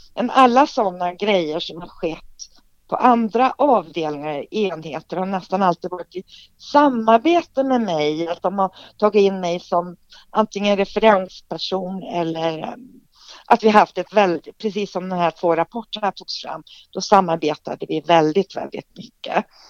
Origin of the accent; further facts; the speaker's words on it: Trollhättan, Västra Götaland, Sweden; moved away as an adult; also born or lived in Borås; jag kommer ju från Trollhättan. Och bodde där tills jag var 19 år